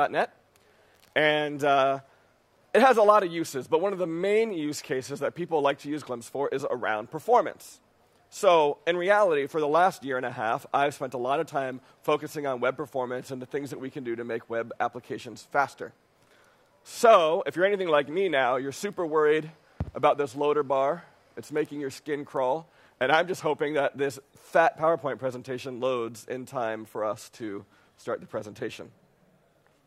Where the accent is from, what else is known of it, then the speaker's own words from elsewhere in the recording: New York City, New York, United States; I'm from New York City.